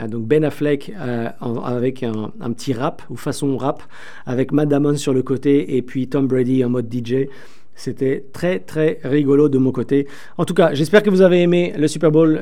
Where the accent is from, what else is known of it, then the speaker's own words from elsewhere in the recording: France; accent: French from France; moved away as an adult; now in Toronto, Canada; Vous l'entendrez peut-être un petit peu aussi avec mon accent, je suis aussi euh, français de France, bien que je suis au Canada depuis plus de 15 ans